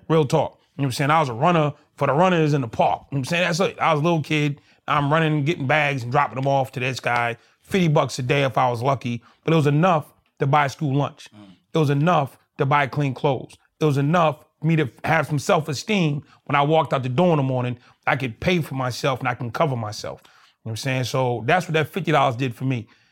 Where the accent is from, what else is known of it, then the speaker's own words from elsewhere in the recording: Boston, Massachusetts, United States; Born and raised in Boston. Grew up there.